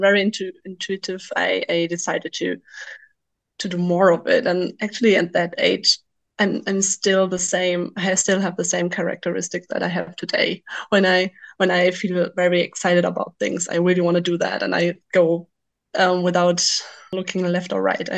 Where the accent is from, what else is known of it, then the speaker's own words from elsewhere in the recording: western Germany, Germany; English is a second language; moved away as an adult; now in Wilhelmshaven, Germany; I'm from Germany. I'm originally from the West, but I moved many years ago to the northern coast to be at the ocean